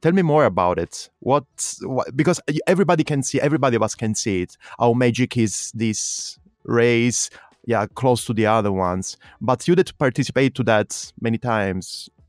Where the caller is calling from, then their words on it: Berlin, Germany; English is a second language; Just because you know that I'm talking from Berlin, that's why you mentioned Jens Voigt.